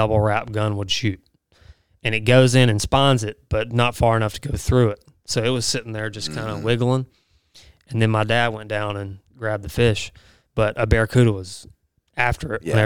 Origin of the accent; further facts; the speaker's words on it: United States; growing up on the Pearl River